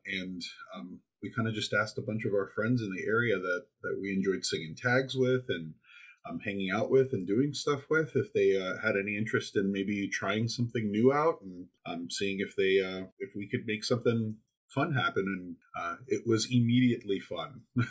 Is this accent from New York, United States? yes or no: yes; New York City, New York, United States; moved away as an adult; now in Portland, United States; So I'm originally from the East Coast. I grew up in New York City. I'm a former Mid-Atlantic district person, but I moved out here about 5 years ago